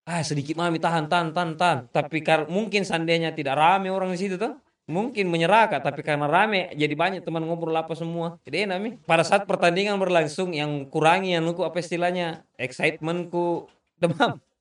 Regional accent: Makassar, South Sulawesi, Indonesia; Itu kita buktikan tuh untuk kita anak Makassar waktu akhirnya Liverpool datang ke Jakarta tahun

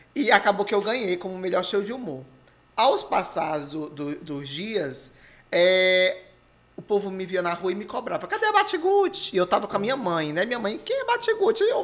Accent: Maracanaú, Ceará, Brazil; eu sou filho nato de Maracanaú, nasci em Maracanaú. E moro até hoje

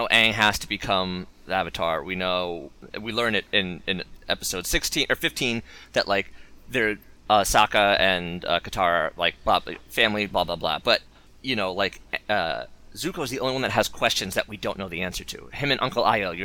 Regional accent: New Jersey, United States; we're all from Jersey

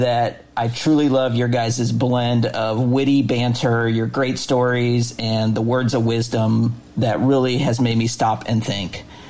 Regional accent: Illinois, United States; podcast and what you guys are doing to impact so many in Central Illinois. And thank you for loving my hometown as much as I do.

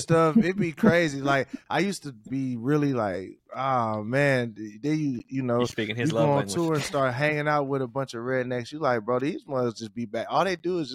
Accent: Columbia, Tennessee, United States; growing up in this, like, Columbia, Tennessee, like growing up in the South

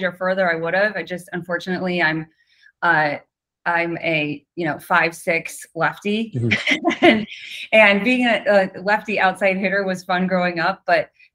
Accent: Northwest Iowa, United States; I grew up in a very small town in rural Northwest Iowa, oldest of four

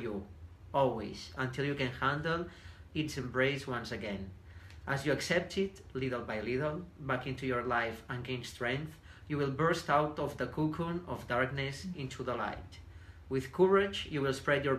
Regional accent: Banyoles, Catalonia, Spain; accent: Spanish; English is a second language; moved away as an adult; also born or lived in Barcelona; now in United States; my hometown is very famous because we have like a big lake

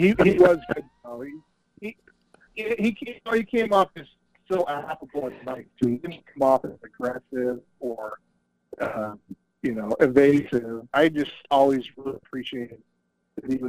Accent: Logan, Utah, United States; Logan's a small town. it's still my hometown.

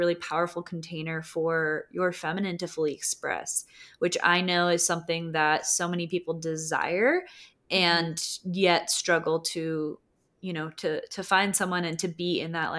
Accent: Costa Rica; moved away; growing up in Costa Rica

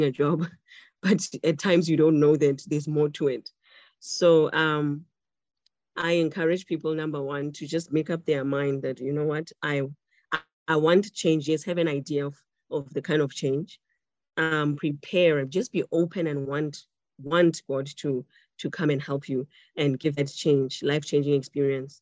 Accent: Botswana; now in Cape Town, South Africa; I am Tswana, I'm from Botswana and I speak Setswana, an official language here

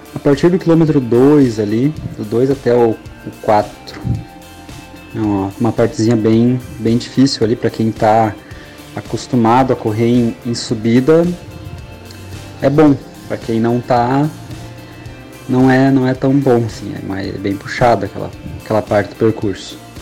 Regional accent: Passo Fundo, Rio Grande do Sul, Brazil; sou de Passo Fundo

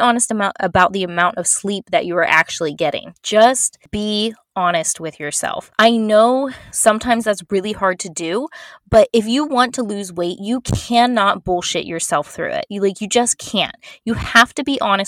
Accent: Florida, United States; I'm from Florida, and I lived in, born and raised in Florida and still live here.

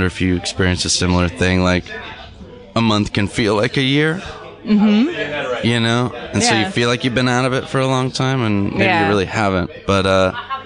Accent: Orange County, Southern California, United States; also born or lived in Los Angeles; I grew up in Southern California

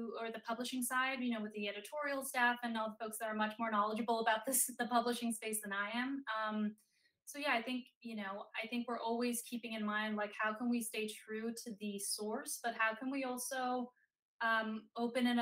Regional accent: Denmark; moved away as an adult; now in United States; I'm from Denmark originally, so overseas, and growing up, nobody in my family was in Hollywood

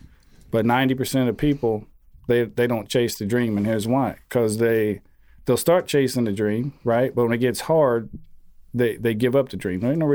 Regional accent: Georgia, United States; I grew up in a small town in Georgia. Yeah, I think I graduated like less than 100 kids, man.

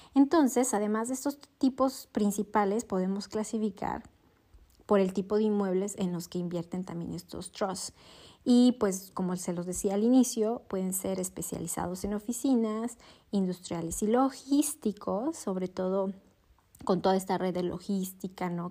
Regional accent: Mexico

